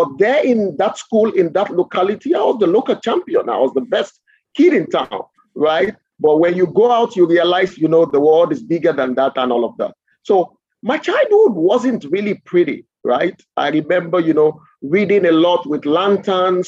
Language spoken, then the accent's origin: English; Lagos, Nigeria; I grew up in Nigeria, and I must confess that I don't have pleasant memories of my childhood